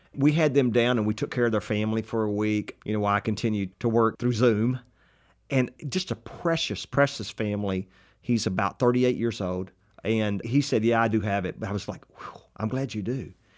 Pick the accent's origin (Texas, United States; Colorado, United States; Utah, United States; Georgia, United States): Texas, United States; accent: Texas; talking with my Texas accent